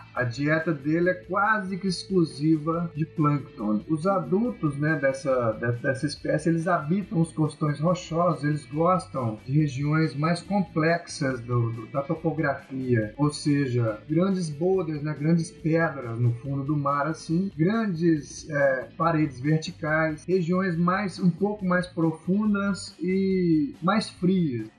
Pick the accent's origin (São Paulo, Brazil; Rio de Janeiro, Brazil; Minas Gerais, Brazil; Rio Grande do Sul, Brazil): Minas Gerais, Brazil; moved away as an adult; also born or lived in Santa Catarina; Eu sou mineiro, né? Então em Minas Gerais nós não temos o mar